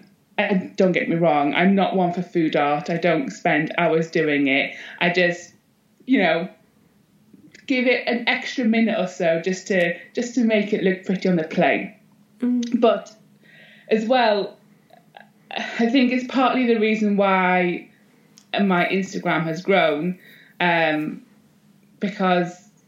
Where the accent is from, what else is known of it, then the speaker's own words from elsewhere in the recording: Northumberland, North East England, United Kingdom; also born or lived in Netherlands / Scottish Borders, Scotland; And then we slowly moved our way down into Northumberland, lived in a couple of different houses. And then I spent most of my teen years, pretty much all my teen years in Northumberland